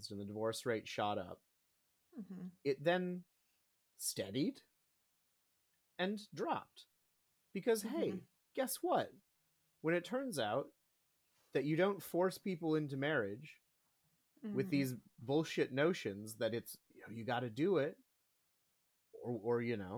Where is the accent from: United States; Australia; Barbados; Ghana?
United States; Minnesota; I'm from Minnesota.